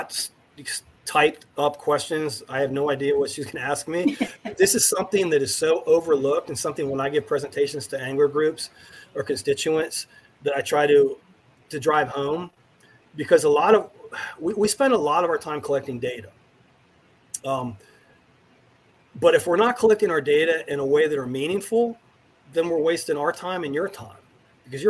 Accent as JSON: {"language": "English", "region": "Virginia", "country": "United States", "also_born_or_lived": "Tennessee / Panama City Beach, Florida", "said": "I'm from Virginia"}